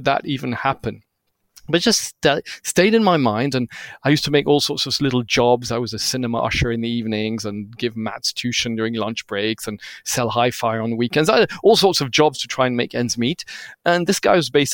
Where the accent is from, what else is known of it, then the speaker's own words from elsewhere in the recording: Switzerland; I looked like a little Swiss boy. I didn't speak Hindi.